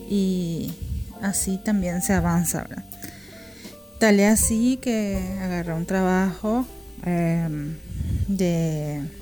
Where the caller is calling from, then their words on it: Paraguay; Un beso grande … de Paraguay.